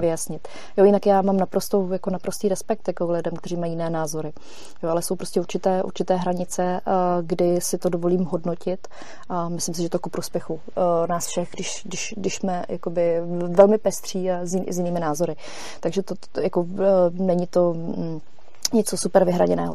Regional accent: Czechia; moved away as an adult; also born or lived in Germany / Frankfurt; jsem se vrátila z Německa zpátky do Čech

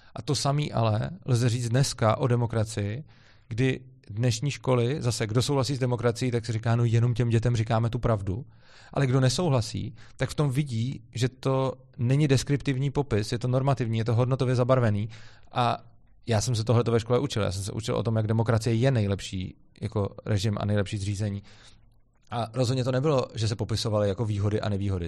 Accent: Czechia; mám rád tu zemi, odkud pocházím

